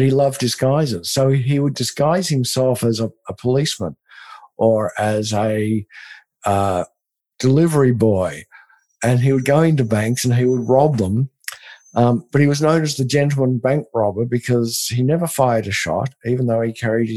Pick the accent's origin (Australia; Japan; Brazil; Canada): Australia; now in Austin, United States; I'm from Australia